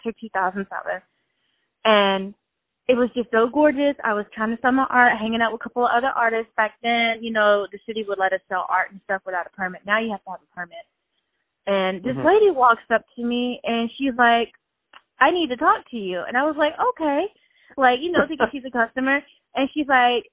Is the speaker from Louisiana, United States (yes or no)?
yes; Shreveport, Louisiana, United States; moved away as an adult; now in Atlanta, United States; I'm from Shreveport, and I had moved to Atlanta in 2005 from Shreveport